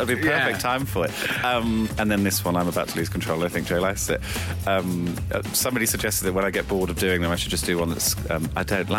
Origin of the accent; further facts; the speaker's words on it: Birmingham, West Midlands, United Kingdom; the Symphony Hall in Birmingham, which I've never played before. It's my hometown